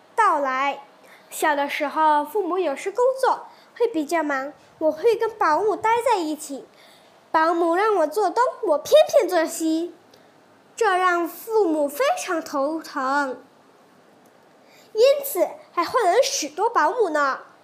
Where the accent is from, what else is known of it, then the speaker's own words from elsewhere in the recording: Pahang, Malaysia; also born or lived in Kuantan; 今年十二岁，就读关丹高明琴华文学校。我出生于马西亚旁夯州，我住在关丹